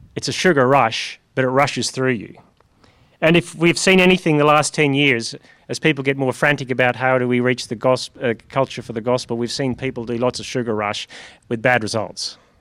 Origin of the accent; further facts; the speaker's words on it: Northern Ireland, United Kingdom; moved away; I come from Northern Ireland where everyone was Christian in a funny, vague way